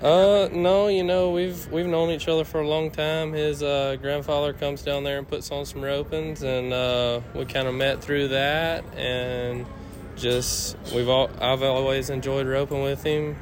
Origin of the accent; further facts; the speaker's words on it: Meadville, Mississippi, United States; I'm from uh, Meadville, Mississippi